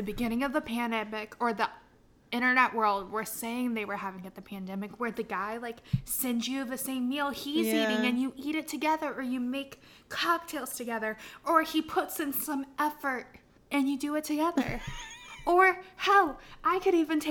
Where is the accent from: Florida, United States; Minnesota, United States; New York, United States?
Florida, United States; moved away; I'm from Florida. I lived in, like, the boonies. Grew up on a dirt road.